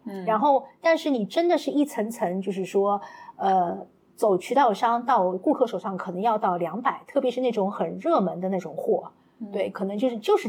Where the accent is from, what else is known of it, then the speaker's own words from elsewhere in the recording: Shanghai, China; 因为呃，我自己的话，其实一路从小到大都是在那个黄浦区